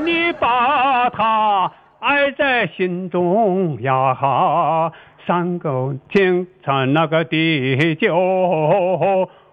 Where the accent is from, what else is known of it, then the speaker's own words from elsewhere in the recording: Wutai, Shanxi, China; now in Taiyuan, China; 我们老家是山西五台县